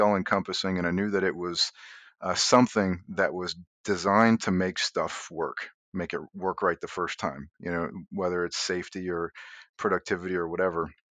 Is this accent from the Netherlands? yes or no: no; Indiana, United States; I grew up in Indiana, and never once, you know, just regular kind of country guy